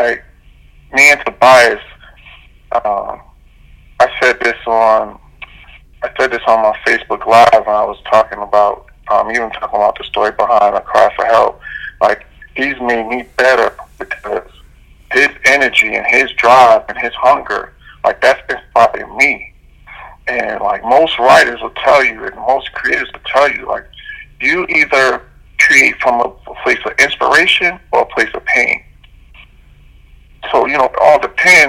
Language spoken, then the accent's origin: English; New York, United States; growing up in New York